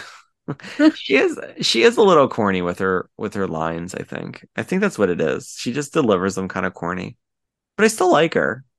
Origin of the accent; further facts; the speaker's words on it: Delaware County, Pennsylvania, United States; I'm from Delaware County, and I went to the same acting and modeling schools he did